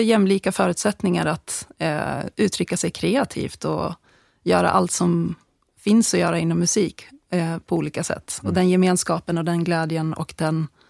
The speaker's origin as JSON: {"language": "Swedish", "country": "Sweden", "tie": "born or raised there", "said": "när jag växte upp i Bålinge för många, många år sedan"}